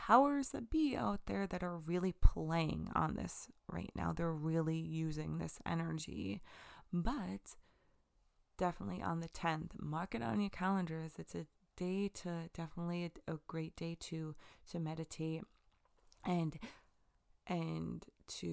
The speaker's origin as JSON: {"language": "English", "area": "Long Island", "region": "New York", "country": "United States", "said": "I'm from Long Island"}